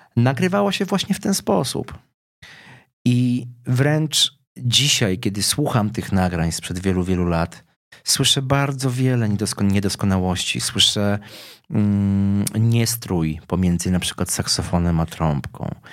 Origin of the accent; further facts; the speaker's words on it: Lubin, Lower Silesian Voivodeship, Poland; urodziłem się w Lubinie, czyli w miejscowości górniczej